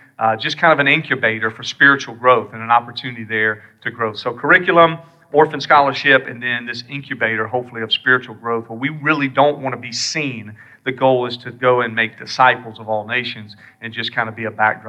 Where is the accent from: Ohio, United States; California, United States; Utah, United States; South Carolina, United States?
South Carolina, United States; You can't tell by my accent that I'm from here.